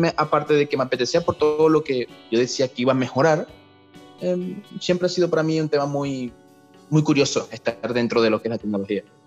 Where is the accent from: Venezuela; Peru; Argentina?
Venezuela; moved away as an adult; also born or lived in Maracaibo, Zulia (university studies); now in Chile; en mi país, Venezuela, en la ciudad de Maracaibo.